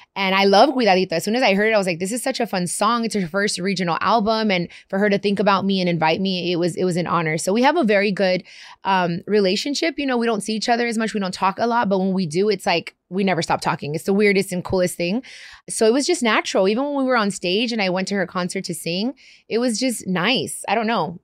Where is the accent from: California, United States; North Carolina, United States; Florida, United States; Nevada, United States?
California, United States; Long Beach; also born or lived in Compton, California; I grew up in Long Beach and in Compton